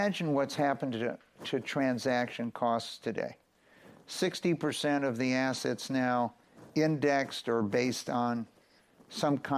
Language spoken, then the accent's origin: English; Los Angeles, California, United States; moved away as an adult; also born or lived in Philadelphia; I grew up in Los Angeles